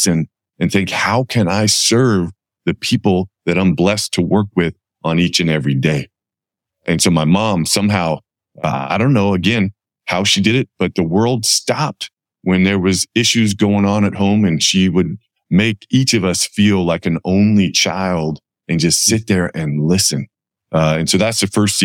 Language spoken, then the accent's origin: English; Campbell, California, United States; I grew up in Campbell, California, and I have 8 brothers and sisters